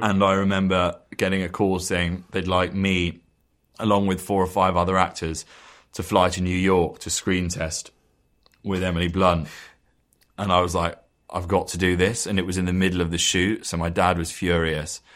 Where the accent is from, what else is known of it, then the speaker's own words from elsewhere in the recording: London, United Kingdom; We sort of grew up in the same area